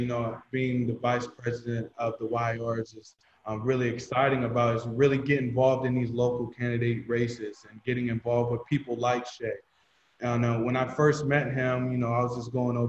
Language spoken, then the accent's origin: English; Canton, Ohio, United States; I'm from Canton, Ohio